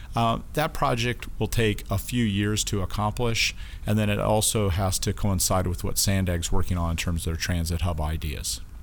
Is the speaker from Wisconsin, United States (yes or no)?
no; Casper, Wyoming, United States; moved away as an adult; now in San Diego, United States; I grew up in Casper, Wyoming